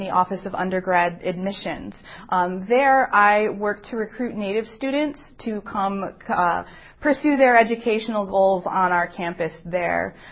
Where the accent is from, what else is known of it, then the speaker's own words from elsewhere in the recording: Madison, Wisconsin, United States; I was born and raised here in Madison.